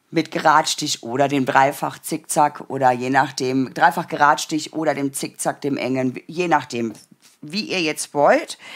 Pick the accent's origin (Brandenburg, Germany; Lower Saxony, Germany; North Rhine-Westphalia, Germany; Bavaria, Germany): Brandenburg, Germany; born there; now in Stuttgart, Germany; also ich bin aus dem Land Brandenburg, da bin ich geboren. Ich bin eine kleine Ostperle. Ähm, und mein Mann ähm, hat mich dann aber entführt nach Baden-Württemberg in die Nähe von Stuttgart, in die Berge.